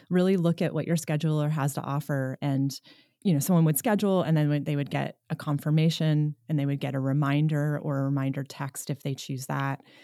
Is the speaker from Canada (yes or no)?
no; New York, United States; moved away as an adult; now in Nevada City, United States